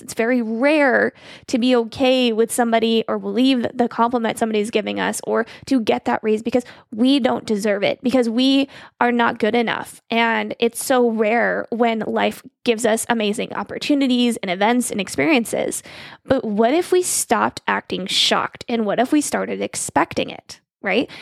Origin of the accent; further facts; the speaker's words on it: Arizona, United States; moved away as an adult; now in Missouri, United States; I'm from Arizona. I moved to Missouri for him.